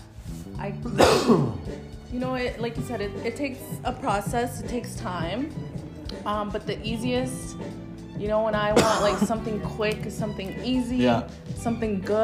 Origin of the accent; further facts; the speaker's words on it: Guatemala; moved away; I'm from Guatemala. I mostly, obviously, cook that type of food because that's what I grew up on